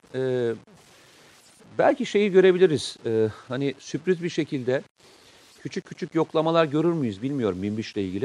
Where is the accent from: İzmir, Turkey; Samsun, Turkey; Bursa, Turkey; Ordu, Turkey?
Samsun, Turkey; Ben Samsunluyum.